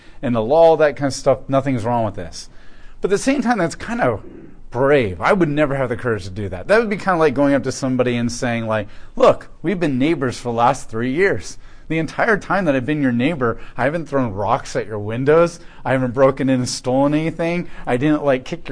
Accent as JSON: {"language": "English", "country": "United States", "said": "as an American"}